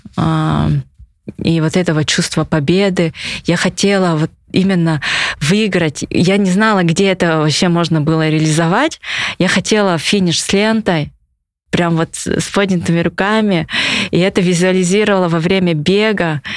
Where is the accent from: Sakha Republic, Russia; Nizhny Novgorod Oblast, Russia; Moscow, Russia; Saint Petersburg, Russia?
Sakha Republic, Russia; Yakutia; я прям это хочу, чтобы в родном городе, в республике этот вид спорта развивался